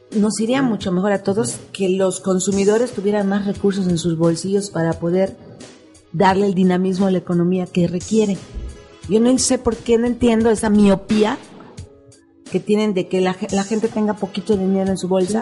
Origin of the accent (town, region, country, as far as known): Mexico; also born or lived in Mexico City / Quintana Roo